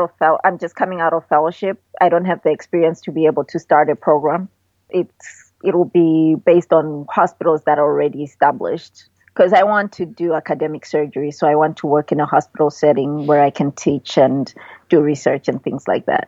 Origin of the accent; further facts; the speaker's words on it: Michigan, United States; it's Midwest, it reminds me of where I grew up in Michigan.